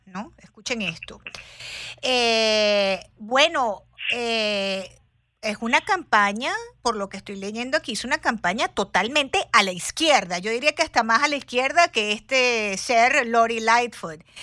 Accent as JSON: {"language": "Spanish", "country": "Venezuela", "tie": "born or raised there", "said": "yo nací en Venezuela"}